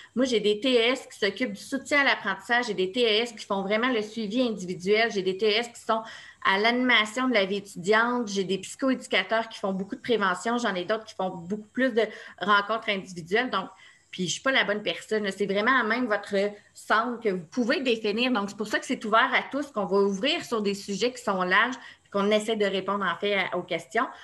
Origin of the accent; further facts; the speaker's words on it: Laval, Quebec, Canada; je viens de Laval, de Fabreville